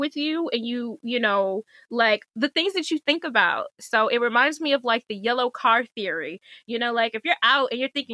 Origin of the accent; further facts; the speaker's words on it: Michigan, United States; also born or lived in DMV (Washington metropolitan area); now in DMV, United States; I'm from Michigan